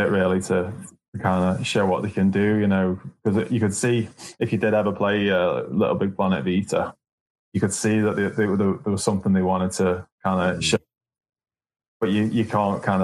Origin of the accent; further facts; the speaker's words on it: near Liverpool, North West England, United Kingdom; moved away as an adult; also born or lived in Manchester; now in Veberöd, Sweden; from Liverpool is a place you probably will have heard of. I'm from a place near there.